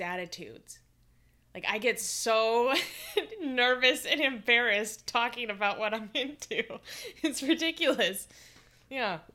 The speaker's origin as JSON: {"language": "English", "town": "Seattle", "region": "Washington", "country": "United States", "tie": "born or raised there", "said": "I grew up in Seattle, you know, in the nineties and two thousands."}